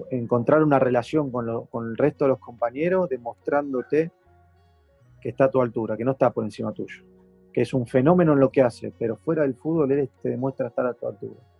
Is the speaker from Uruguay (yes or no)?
no; Argentina; Sé lo que significaría, no solamente para, para nosotros como argentinos, sino para, para él personalmente.